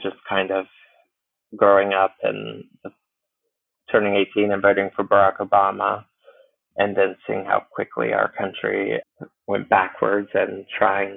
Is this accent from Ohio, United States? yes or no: yes; Cincinnati, Ohio, United States; moved away; I'm originally from Cincinnati